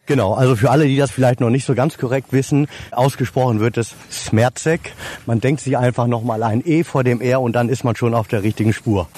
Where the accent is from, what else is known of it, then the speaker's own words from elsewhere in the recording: Rotenburg an der Wümme, Lower Saxony, Germany; Ich bin geboren in Rothenburg an der Wümme, also nähe Fährhof